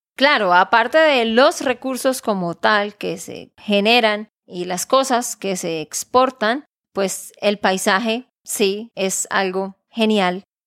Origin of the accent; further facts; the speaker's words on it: Santander, Colombia; de Santander, Colombia